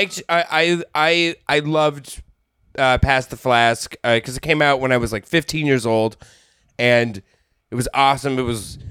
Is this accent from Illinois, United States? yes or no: no; Denver, Colorado, United States; I'm from Denver, Colorado.